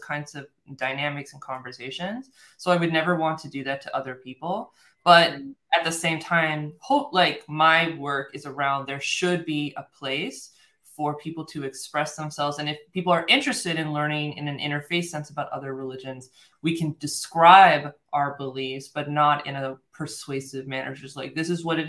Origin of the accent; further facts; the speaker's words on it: United States; I'm American, I'm born and raised in the United States